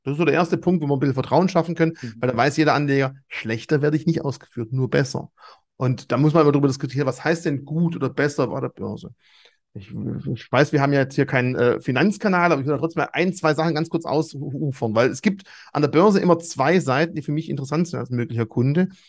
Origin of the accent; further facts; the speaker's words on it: Swabia, Germany; als Schwabe